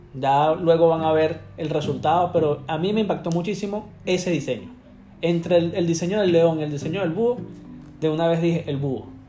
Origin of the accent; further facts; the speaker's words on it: Caracas, Capital District, Venezuela; moved away as an adult; now in United States; soy de Venezuela, de Caracas. Este, llegué acá a los Estados Unidos hace casi seis años ya.